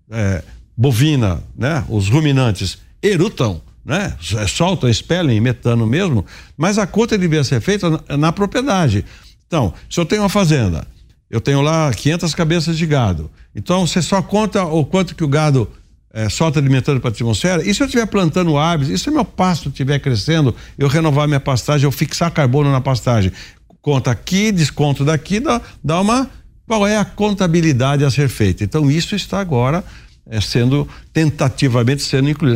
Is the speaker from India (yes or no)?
no; Araras, São Paulo, Brazil; eu vou lá para Araras, minha terra